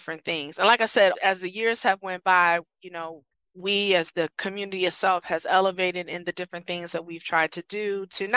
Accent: Columbus, Ohio, United States; moved away as an adult; also born or lived in Michigan; my hometown in Columbus, Ohio.

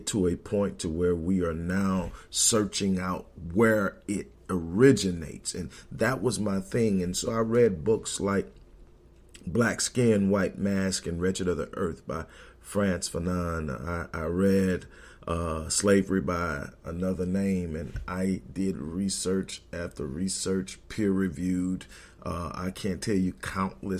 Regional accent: Houston, Texas, United States; Growing up in Houston, my grandmother owned a beauty salon in the Fifth Ward area

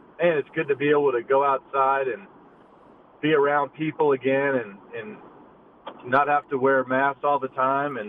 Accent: United States; I'm from the United States

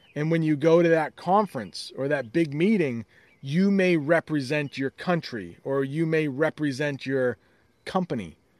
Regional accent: United States; as an American

